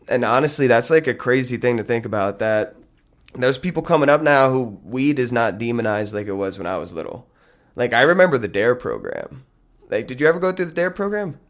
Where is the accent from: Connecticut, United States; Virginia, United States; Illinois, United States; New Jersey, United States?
New Jersey, United States; Lincoln Park; I grew up in this town called Lincoln Park